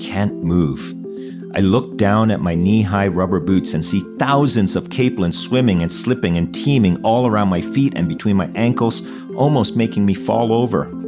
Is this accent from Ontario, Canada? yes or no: no; Newfoundland and Labrador, Canada; English is a second language; moved away; my hometown of Newfoundland